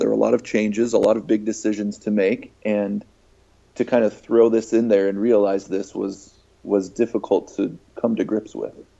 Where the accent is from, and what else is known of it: Farmington, Utah, United States; born or raised there